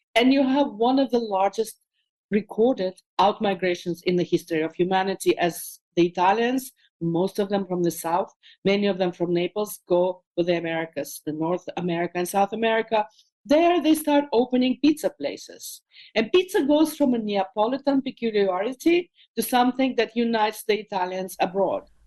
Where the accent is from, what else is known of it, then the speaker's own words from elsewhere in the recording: Moscow, Russia; moved away; as a kid growing up in Moscow